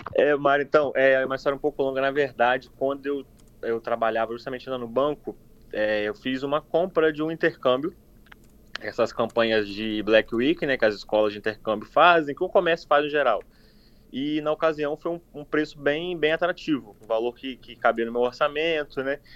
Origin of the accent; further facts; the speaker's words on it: Cachoeiro de Itapemirim, Espírito Santo, Brazil; moved away as an adult; also born or lived in Vitória, Brazil; now in Toronto, Canada; Eu sou natural de Cachoeiro, Chapemerim, é, nascido e criado em Cachoeiro